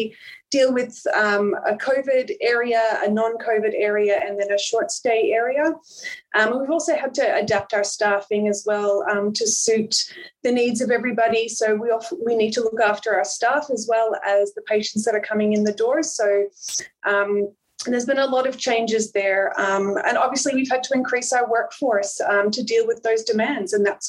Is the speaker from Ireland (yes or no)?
yes; Ireland; now in Melbourne, Australia; So I originally came over from Ireland. So I actually, I'm not Australian born. I came over from Ireland and I did my undergrad here in Melbourne through La Trobe in nursing.